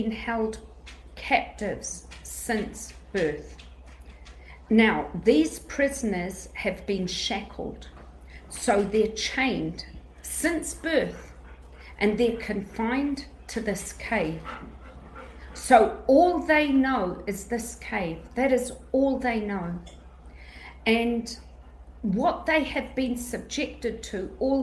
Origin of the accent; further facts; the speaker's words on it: Greece; I'm Greek